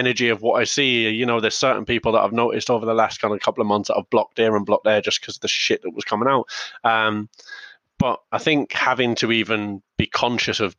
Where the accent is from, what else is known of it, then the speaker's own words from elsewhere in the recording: England, United Kingdom; now in Ireland; when I was growing up in England, it was no blacks, no dogs, no Irish